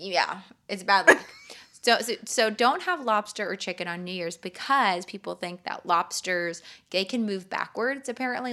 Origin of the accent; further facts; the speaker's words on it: California, United States; I'm from California